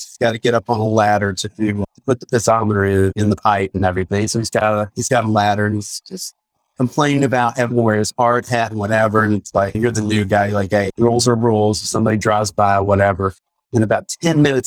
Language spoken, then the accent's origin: English; Virginia, United States; I'm from Virginia